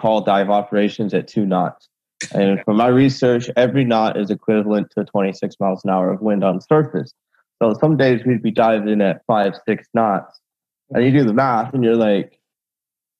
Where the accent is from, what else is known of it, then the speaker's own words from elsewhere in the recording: Vancouver, Washington, United States; moved away as an adult; also born or lived in Hawaii; now in California, United States; I was born in Hawaii. I grew up in Vancouver, Washington. I moved from Hawaii when I was 7. I moved down to California for work.